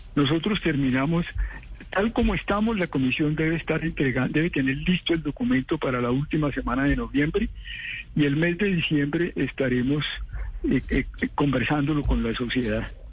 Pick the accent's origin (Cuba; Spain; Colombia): Colombia; Yo como colombiano